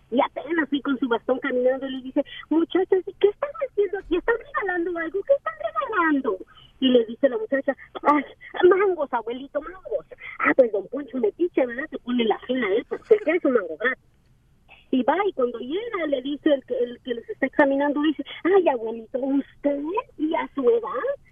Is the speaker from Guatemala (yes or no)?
yes; Guatemala; Ah, de Guatemala.